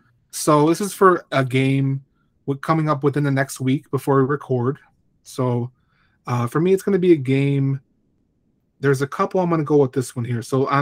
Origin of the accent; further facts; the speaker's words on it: Chicago, Illinois, United States; if I want to watch the Bulls, which is my hometown team